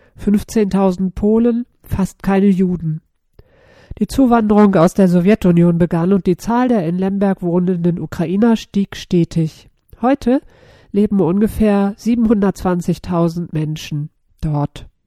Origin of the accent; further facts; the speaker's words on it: Berlin, Germany; Ich komme aus Berlin